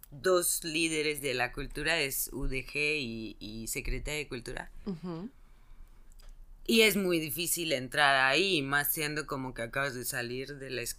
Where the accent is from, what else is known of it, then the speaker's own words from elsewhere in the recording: Paris, Île-de-France, France; Spanish is a second language; Bueno, yo soy de París